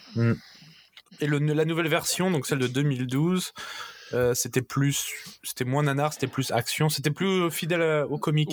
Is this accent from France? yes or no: yes; France; je suis français